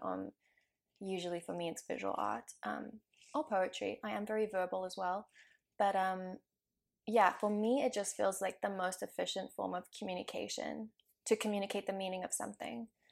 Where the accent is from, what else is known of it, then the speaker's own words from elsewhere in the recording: South Africa; now in Vancouver, Canada; I grew up in South Africa